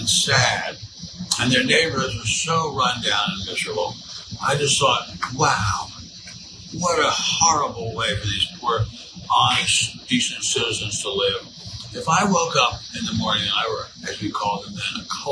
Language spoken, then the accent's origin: English; Maryland, United States; growing up in Maryland and spending a lot of time in Washington, D.C.